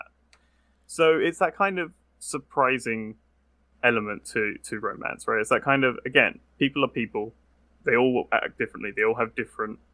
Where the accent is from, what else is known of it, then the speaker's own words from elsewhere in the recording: United Kingdom; as a British person